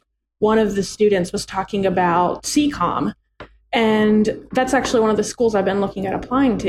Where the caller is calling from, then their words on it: Greenville, South Carolina, United States; I'm calling from my humble living room in South Carolina, nice. Greenville, South Carolina.